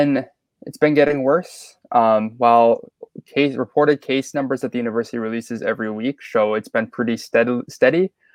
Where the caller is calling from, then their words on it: Bloomington, Indiana, United States; I'm calling from Bloomington, Indiana. If you don't know where Bloomington is, it's about an hour and a half south of Indianapolis.